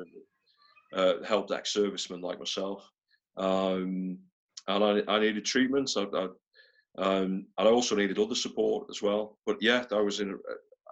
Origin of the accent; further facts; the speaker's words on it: North Wales, United Kingdom; now in near Liverpool, United Kingdom; I grew up in North Wales. I grew up in a small town there.